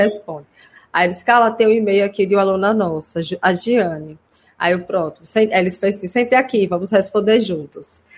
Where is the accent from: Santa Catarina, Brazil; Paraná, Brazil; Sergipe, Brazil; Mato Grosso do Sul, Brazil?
Sergipe, Brazil; Simão Dias; now in Aracaju, Brazil; eu sou do interior, sou de Simão Dias, uma cidade que fica 100 quilômetros daqui. Meus pais ainda moram lá